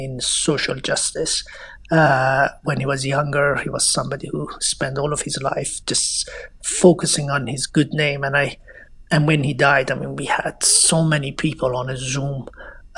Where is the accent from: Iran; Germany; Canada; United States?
Iran; moved away; I came from Iran